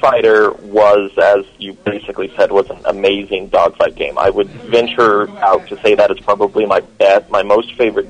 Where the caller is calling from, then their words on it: Castle Rock, Colorado, United States; It is repeat caller from an even colder Castle Rock, Colorado.